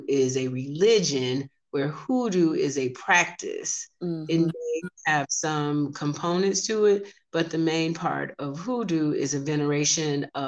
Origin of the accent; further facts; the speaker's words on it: Alabama, United States; I'm from Alabama, so that was in growing up, that was in my family